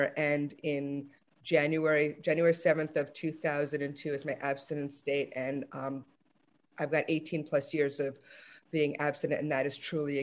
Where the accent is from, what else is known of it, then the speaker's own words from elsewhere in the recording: New York City, New York, United States; I'm from Brooklyn, New York